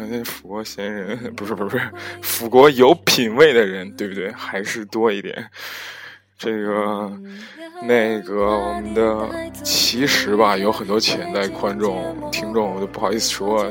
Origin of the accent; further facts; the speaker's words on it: Henan, China; 河南的我的家乡